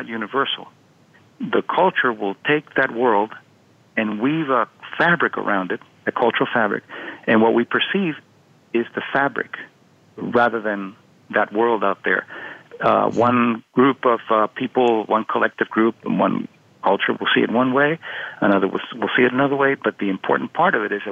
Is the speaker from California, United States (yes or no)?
no; Miami, Florida, United States; when I was a kid, I was growing up in Miami